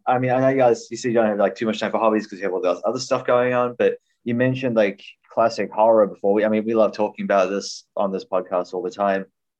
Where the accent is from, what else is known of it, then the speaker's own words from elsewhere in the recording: New Zealand; I'm from New Zealand